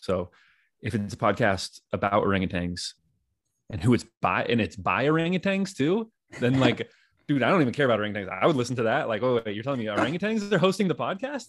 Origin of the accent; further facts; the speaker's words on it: Danville, California, United States; my homies that I grew up with in Danville, California